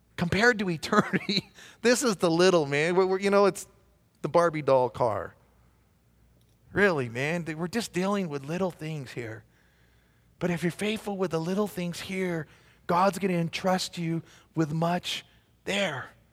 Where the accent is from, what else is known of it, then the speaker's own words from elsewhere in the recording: Southern California, United States; moved away as an adult; now in Belen, United States; raised in Southern California.